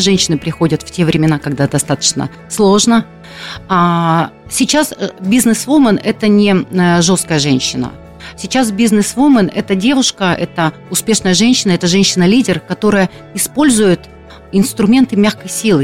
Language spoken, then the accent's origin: Russian; Siberia, Russia; moved away as an adult; also born or lived in Rostov-on-Don, Russia / Moscow, Russia; now in Krasnodar, Russia; Я родилась в Сибири